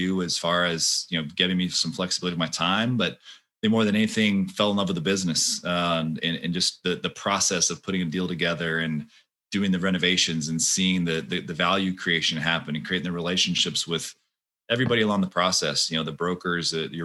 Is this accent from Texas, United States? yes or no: yes; Austin, Texas, United States; I was born and raised in Austin.